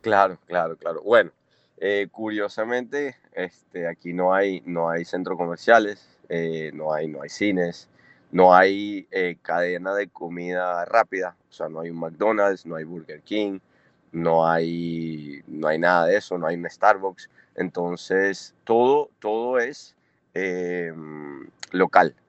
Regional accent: Caracas, Capital District, Venezuela; moved away as an adult; also born or lived in Italy / Australia / India / China; now in Anguilla; yo, yo me crié en Caracas

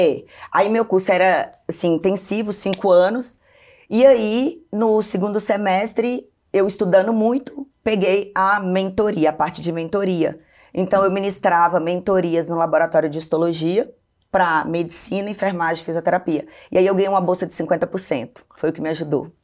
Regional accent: Belo Horizonte, Minas Gerais, Brazil; also born or lived in Governador Valadares, Minas Gerais; Aos três anos, meus pais foram para Belo Horizonte. E aí eu cresci em Belo Horizonte até então

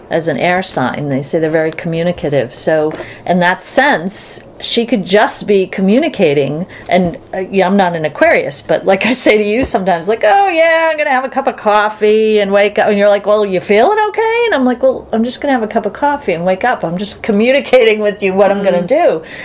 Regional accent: Boston, Massachusetts, United States; Well, they can't tell from my accent, but probably from yours. Yeah, we're from Boston.

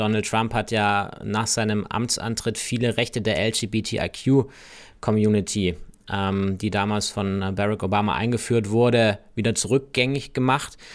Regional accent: Germany; bei uns in Deutschland

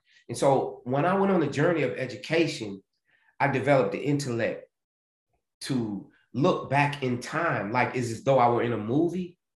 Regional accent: the South, United States; And growing up in the South, still having slave practices, plantation ways.

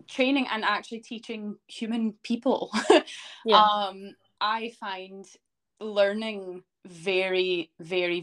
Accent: Canada; moved away as an adult; now in Scotland, United Kingdom; I am originally from Canada, and I moved to Scotland to start a career in teaching

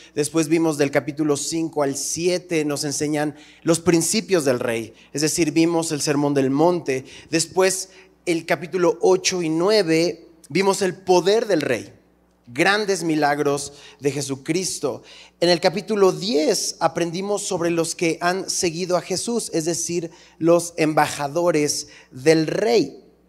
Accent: Mexico; cómo somos los mexicanos.

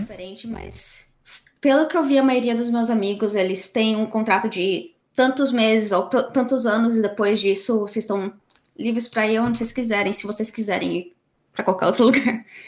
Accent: São Paulo and Campinas, Brazil; moved away as an adult; also born or lived in Canada; now in United Kingdom; nasci e cresci em, São Paulo e Campinas

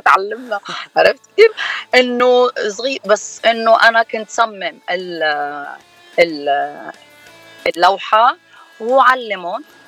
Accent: Lebanon; now in United States; أنا من لبنان

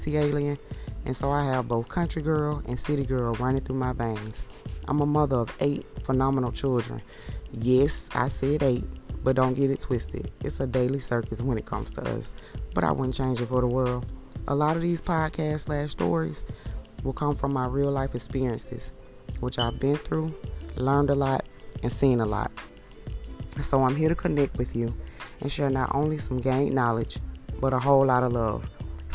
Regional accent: Atlanta, Georgia, United States; also born or lived in Palmetto, Georgia; I was born and raised in Atlanta, Georgia

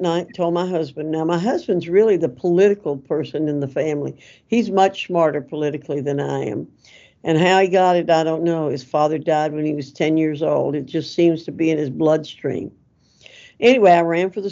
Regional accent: Avery County, North Carolina, United States; I grew up in Avery County. My family moved to Avery County when I was 6 and a half years old

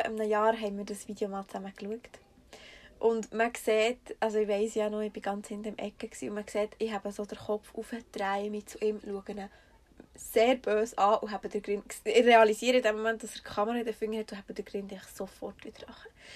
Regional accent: Switzerland; wir kommen so aus Schweizer Durchschnittsbürgerfamilie

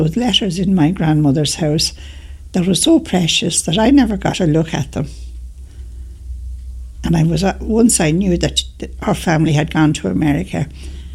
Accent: Dublin, Leinster, Ireland; I was born in the Rotunda

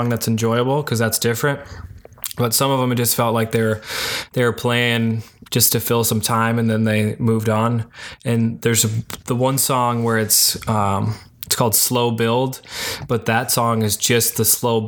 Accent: Detroit, Michigan, United States; I'm from Metro Detroit

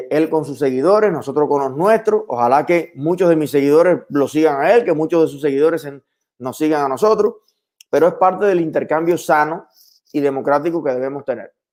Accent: Cuba; now in Miami, United States; No somos los cubanos extremistas de Miami los que estamos retrasando que Biden empiece a tomar decisiones

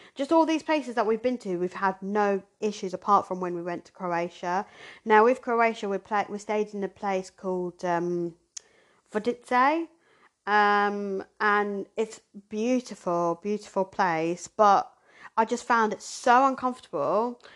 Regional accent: Surrey / Hampshire, South East England, United Kingdom; born or raised there; also born or lived in Zimbabwe

